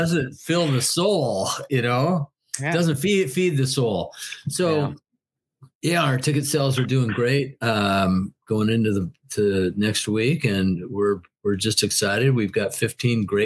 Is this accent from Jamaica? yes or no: no; Portland, Oregon, United States; in my hometown of Portland, Oregon